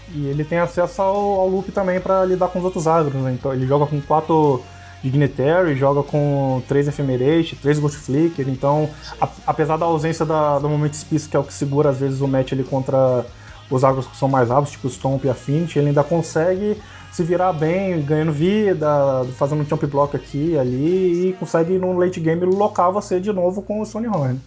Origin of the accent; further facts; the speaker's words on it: Campos dos Goytacazes, Rio de Janeiro, Brazil; now in Goiânia, Brazil; eu sou de Campos Goitacazes, que é interior do Sal do Rio